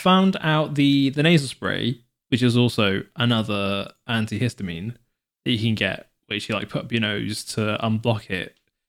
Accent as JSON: {"language": "English", "area": "Devon", "region": "South West England", "country": "United Kingdom", "said": "as I'm from Devon"}